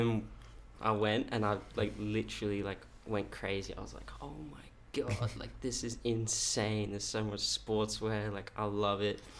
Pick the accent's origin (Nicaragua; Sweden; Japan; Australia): Australia; Woodbridge, Queensland; So I grew up in, it's called Woodbridge, which is like, no one's heard of Woodbridge, but it's like pretty close, like the closest town would be like Ipswich